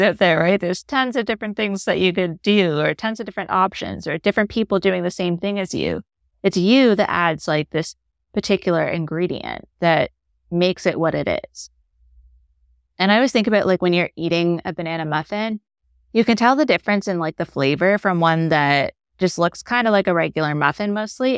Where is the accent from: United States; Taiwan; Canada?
Canada; moved away; I'm Canadian.